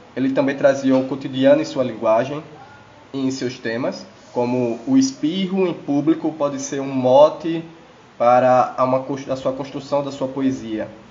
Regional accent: Brazil; somos, brasileiros

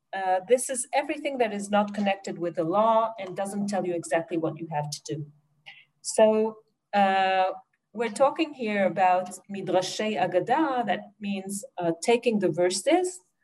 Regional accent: Jerusalem, Jerusalem District, Israel; I was born in Jerusalem and I live there since

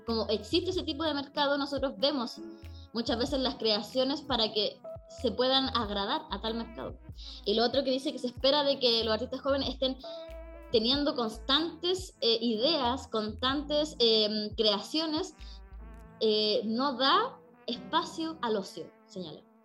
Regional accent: Coquimbo, Chile; nosotros somos de Coquimbo

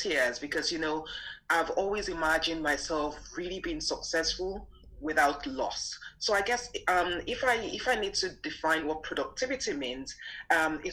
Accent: Nigeria; I grew up in Nigeria

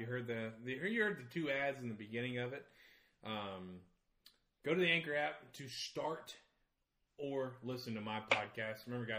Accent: the South, United States; accent: southern; my southern accent, redneck at parties up here, flawless.

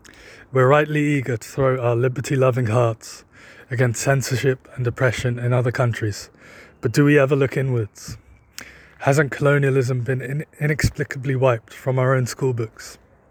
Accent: United Kingdom; accent: British; Born in Britain to Indian parents

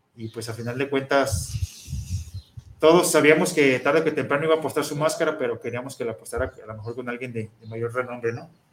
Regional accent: Mexico; nuestra identidad como mexicanos

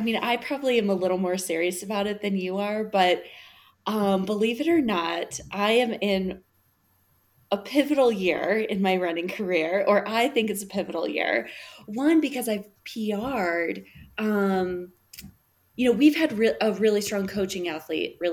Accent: West Michigan, United States; now in Denver, United States; I grew up in West Michigan.

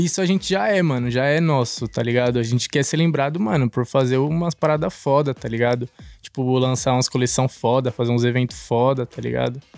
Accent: São Paulo, Brazil; sou de São Mateus, no extremo leste

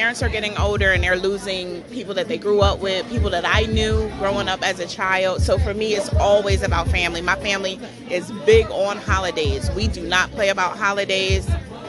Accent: Delaware, United States; from Delaware GTG.

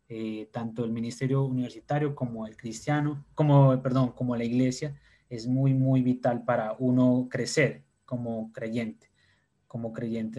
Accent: Pasto, Nariño, Colombia; also born or lived in Bogotá; me crié en la ciudad de Pasto, aquí en Colombia, nací en Bogotá, pero me crié en Pasto

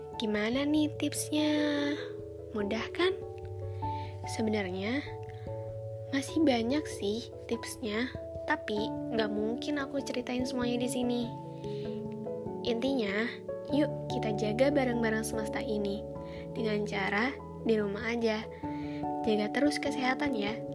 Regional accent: Karawang, West Java, Indonesia; Aku berasal dari kota Padi. Kalian tahu nggak? Iya, Karawang.

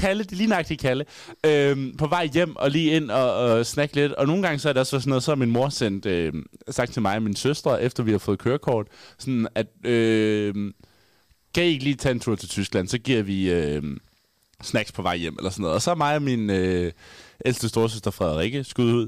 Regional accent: Haderslev, Southern Denmark, Denmark; now in Aarhus, Denmark; jeg var hjemme i Haderslev

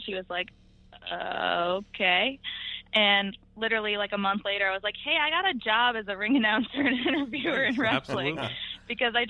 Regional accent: near Cleveland, Ohio, United States; I'm from Ohio, from up near Cleveland

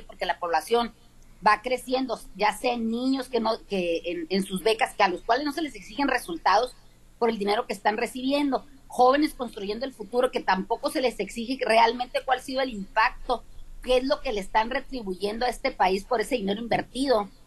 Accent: Mexico; nosotros como mexicanos

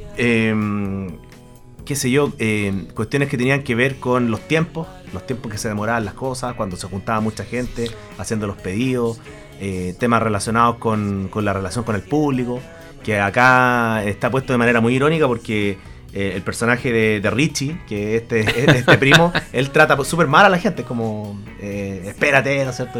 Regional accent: Chile; siendo un buen chileno

